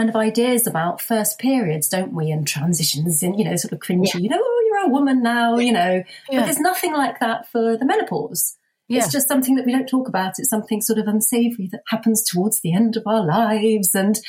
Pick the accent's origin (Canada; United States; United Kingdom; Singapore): United Kingdom; We're British.